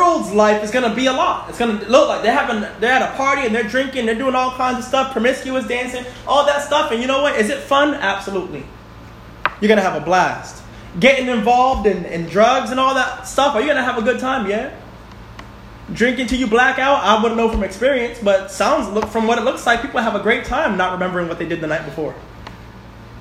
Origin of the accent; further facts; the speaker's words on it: New York City, New York, United States; moved away; I'm from Bronx, New York. Gun Hill Road